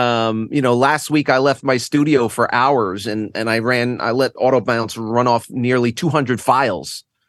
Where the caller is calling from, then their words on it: Connecticut, United States; Oh, boy. Well, I'm just north of New York City and in a lovely little state called Connecticut.